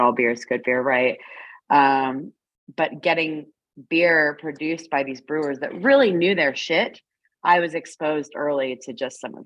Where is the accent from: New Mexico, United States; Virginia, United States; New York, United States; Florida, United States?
Florida, United States; South; now in Yakima, United States; I grew up in South Florida